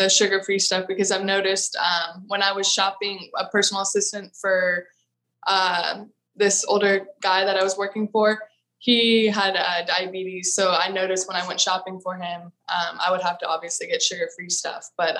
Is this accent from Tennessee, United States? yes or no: no; Austin, Texas, United States; No, I'm from Austin. I curse.